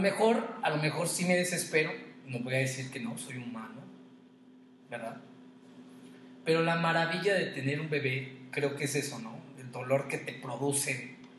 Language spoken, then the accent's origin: Spanish; Queréndaro, Michoacán, Mexico; yo les compartí que soy de Queréndaro